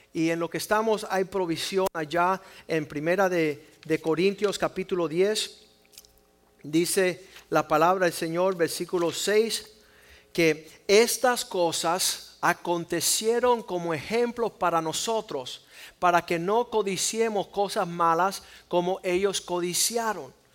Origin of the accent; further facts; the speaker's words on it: Cuba; soy cubano